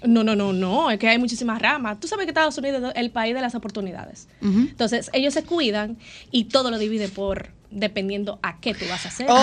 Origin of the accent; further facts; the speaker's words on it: Dominican Republic; Los dominicanos tenemos una fama muy chula